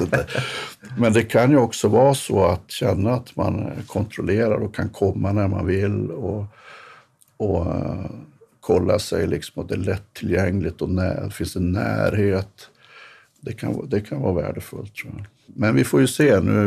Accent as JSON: {"language": "Swedish", "town": "Norrberg", "region": "Västerbotten County", "country": "Sweden", "tie": "born or raised there", "also_born_or_lived": "Jönköping", "said": "Jag är uppvuxen i en by som heter Norrberg som ligger två mil utanför Storuman"}